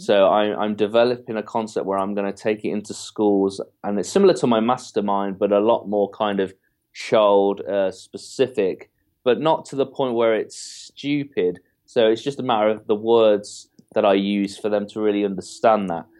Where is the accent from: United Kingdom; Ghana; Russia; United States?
United Kingdom; England; I'm, I'm fully English